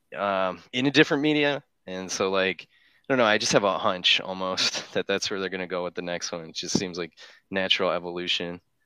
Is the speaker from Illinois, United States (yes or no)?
yes; Chicago, Illinois, United States; moved away; I'm from Chicago, but I haven't been there